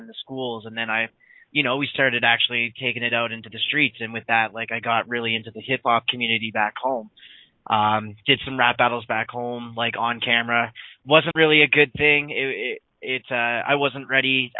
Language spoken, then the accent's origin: English; Dartmouth, Nova Scotia, Canada; back home in Dartmouth.